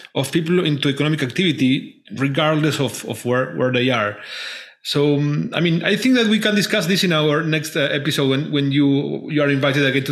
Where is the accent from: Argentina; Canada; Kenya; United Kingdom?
Argentina; I'm from Argentina